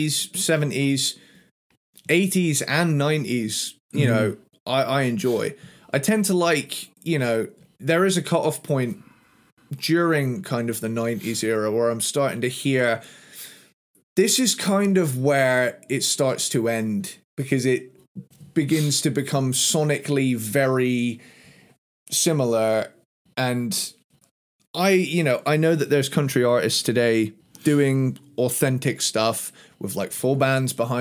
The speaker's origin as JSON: {"language": "English", "country": "United Kingdom", "said": "I'm a Brit"}